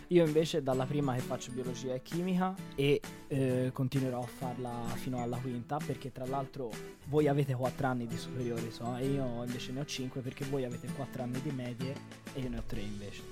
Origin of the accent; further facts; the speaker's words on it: Florence, Tuscany, Italy; Io vengo da Firenze, ho quasi 18 anni